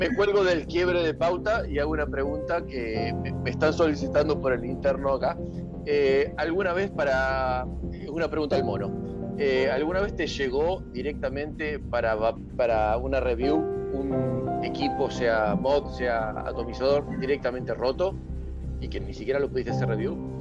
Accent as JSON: {"language": "Spanish", "country": "Argentina"}